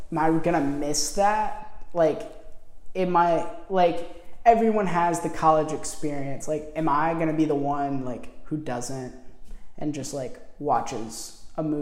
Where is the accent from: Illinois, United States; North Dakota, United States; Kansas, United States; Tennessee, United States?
Tennessee, United States; Knoxville; I'm from Knoxville.